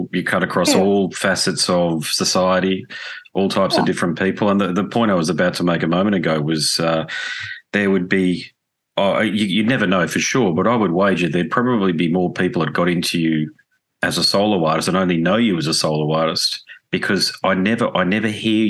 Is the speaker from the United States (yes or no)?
no; Australia; accent: Australian; apologies for my Australian accent saying Tarja.